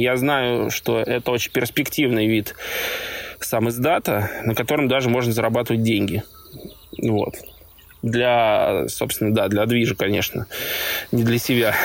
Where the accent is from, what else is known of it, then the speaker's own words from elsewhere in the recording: Zelenograd, Moscow, Russia; фанатом Зеленограда команда из моего родного города